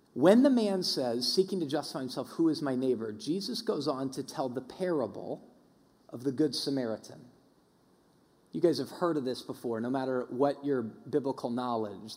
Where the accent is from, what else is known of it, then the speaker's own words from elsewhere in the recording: Denver, Colorado, United States; I grew up in Denver